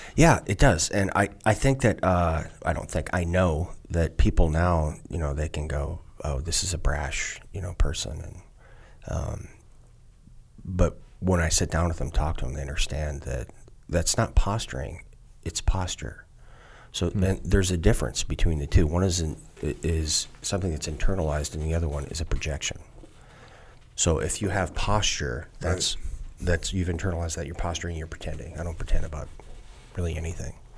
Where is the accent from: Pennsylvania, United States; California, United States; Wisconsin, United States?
Wisconsin, United States; southeastern; born or raised there; also born or lived in Minneapolis, Minnesota / Luverne, Minnesota